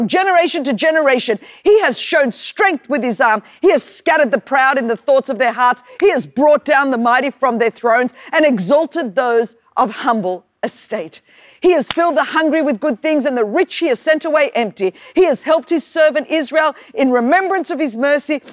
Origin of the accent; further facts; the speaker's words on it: Sydney, New South Wales, Australia; accent: Australian; I was born in Sydney, Australia